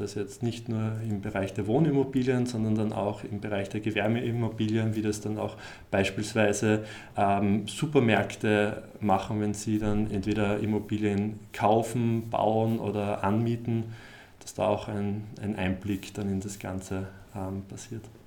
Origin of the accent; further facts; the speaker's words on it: Graz, Styria, Austria; moved away; ich komme eigentlich aus Graz